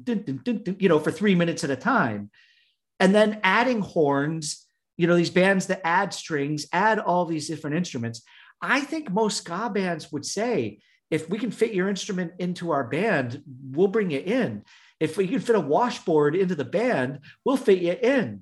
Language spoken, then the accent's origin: English; United States; when we were growing up in the States